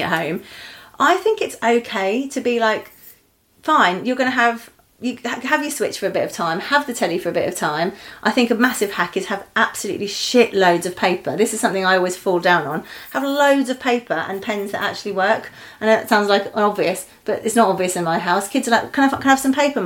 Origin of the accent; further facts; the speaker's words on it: Eastbourne, South East England, United Kingdom; I grew up actually right next to the sea in Eastbourne